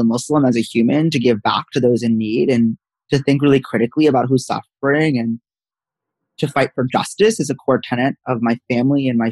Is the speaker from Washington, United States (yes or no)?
no; Princeton, New Jersey, United States; I'm from Princeton, New Jersey, where I am right now